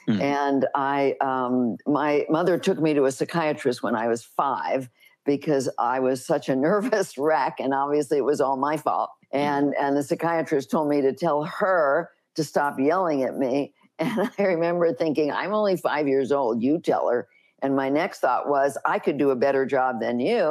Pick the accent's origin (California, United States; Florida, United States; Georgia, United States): California, United States; Los Angeles; I grew up in Los Angeles